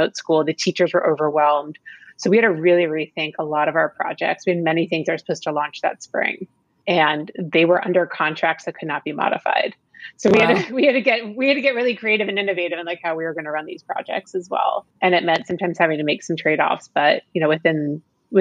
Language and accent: English; Florida, United States; I grew up in Florida.